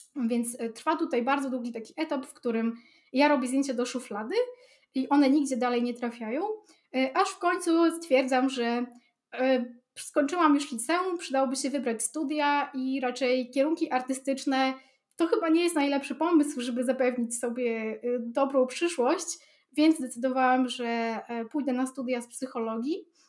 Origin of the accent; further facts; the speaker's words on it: Białystok, Podlaskie Voivodeship, Poland; u mnie w Białym Stoku